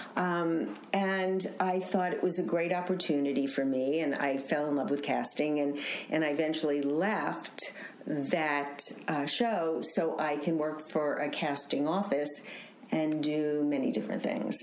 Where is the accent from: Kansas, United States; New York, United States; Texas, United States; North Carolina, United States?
New York, United States; New York City; now in Los Angeles, United States; from Queens, I was born in Queens